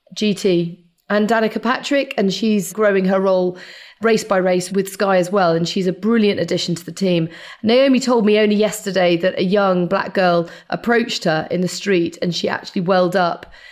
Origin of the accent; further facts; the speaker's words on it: United Kingdom; I was actually born very near to Silverstone